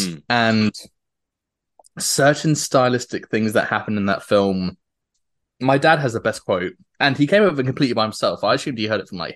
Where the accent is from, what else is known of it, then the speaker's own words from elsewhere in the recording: United Kingdom; moved away as an adult; now in United States; being a Brit